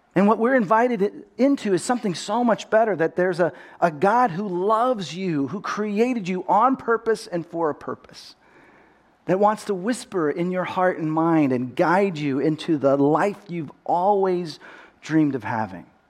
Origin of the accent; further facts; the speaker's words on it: Texas, United States; accent: Texas; now in California, United States; I grew up in Texas.